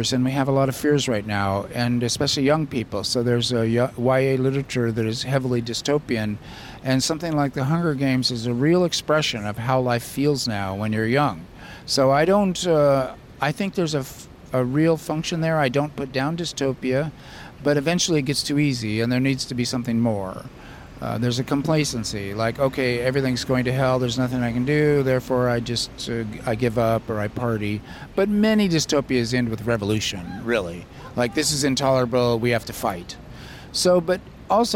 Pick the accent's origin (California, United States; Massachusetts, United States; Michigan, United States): California, United States; Southern; now in Davis, United States; I grew up in suburbia in Southern California